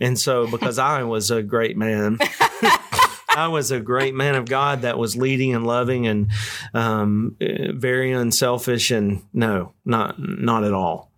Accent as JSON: {"language": "English", "town": "West Monroe", "region": "Louisiana", "country": "United States", "said": "we're, we're from West Monroe, Louisiana."}